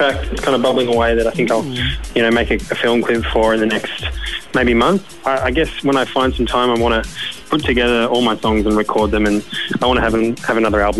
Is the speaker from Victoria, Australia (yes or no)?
yes; Melbourne, Victoria, Australia; and I'm from Melbourne